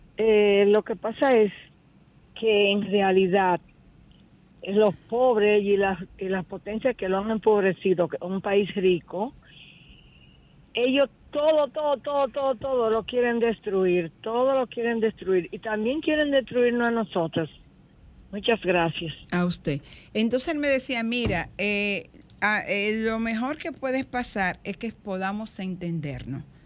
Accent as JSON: {"language": "Spanish", "country": "Dominican Republic"}